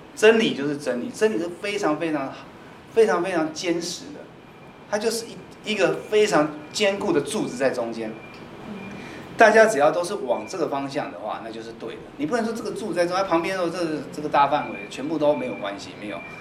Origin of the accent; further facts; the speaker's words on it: Taiwan; 我们台湾人